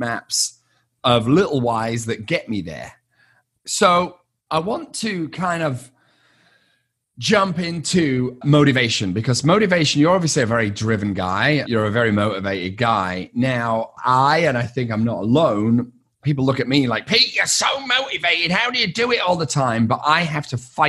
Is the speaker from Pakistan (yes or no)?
no; United Kingdom; I'm British and not far from Liverpool